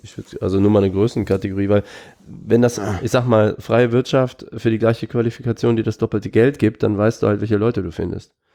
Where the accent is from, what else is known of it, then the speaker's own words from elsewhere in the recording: Aachen, North Rhine-Westphalia, Germany; ich komme ja aus Aachen